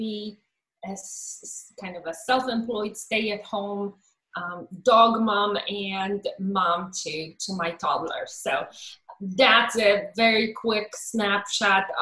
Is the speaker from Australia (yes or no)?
no; Poland; moved away as an adult; now in United States; I was born in Poland in 1979, and I came to the United States in 2001.